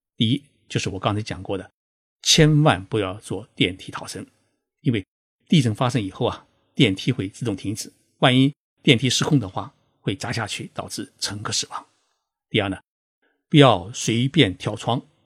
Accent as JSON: {"language": "Chinese", "country": "China", "said": "我们中国人到日本旅游考察"}